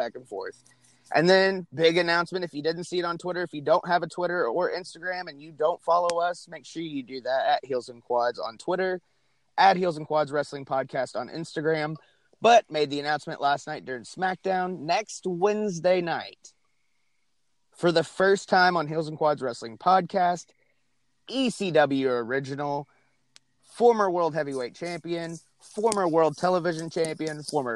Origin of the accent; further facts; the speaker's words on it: Northeast, United States; now in Arkansas, United States; I grew up in the Northeast as well.